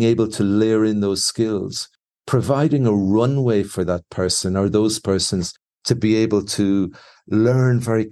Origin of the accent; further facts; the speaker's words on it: Ireland; now in Mexico; being Irish